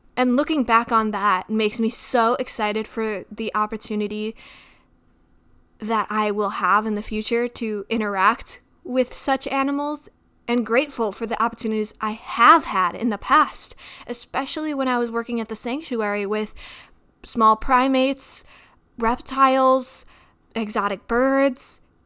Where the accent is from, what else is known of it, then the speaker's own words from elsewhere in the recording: Midwest, United States; I grew up in the Midwest